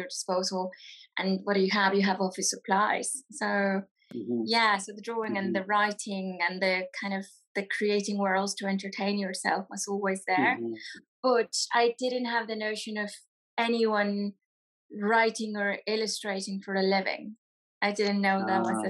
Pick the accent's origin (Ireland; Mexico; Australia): Mexico; now in United Kingdom; I'm a children's author and illustrator from Mexico.